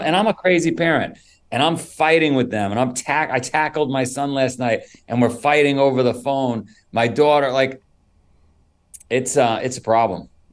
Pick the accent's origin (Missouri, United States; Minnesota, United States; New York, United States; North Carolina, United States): New York, United States; New York City; also born or lived in Florida; now in Vermont, United States; I grew up in Queens and New York many, many years ago.